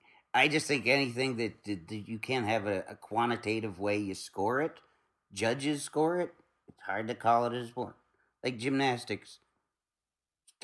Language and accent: English; East Liverpool, Ohio, United States; moved away; I'm from East Liverpool, Ohio